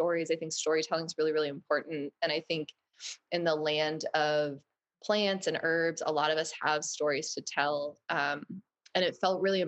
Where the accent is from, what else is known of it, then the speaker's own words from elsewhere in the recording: Maine, United States; I'm a Mainer. I grew up in Maine